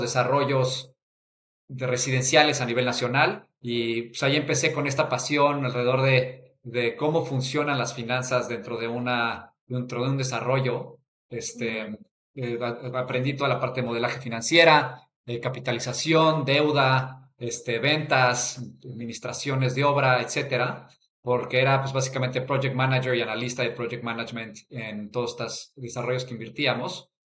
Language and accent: Spanish; Mexico City, Mexico; yo soy de la Ciudad de México, crecí ahí toda mi vida